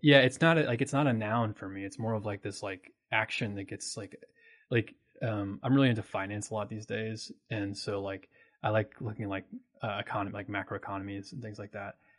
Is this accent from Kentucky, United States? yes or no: yes; Oldham County, near Louisville, Kentucky, United States; I'm a Kentucky native. I'm from Louisville. I'm actually from Oldham County, um, which is like a little bit outside of Louisville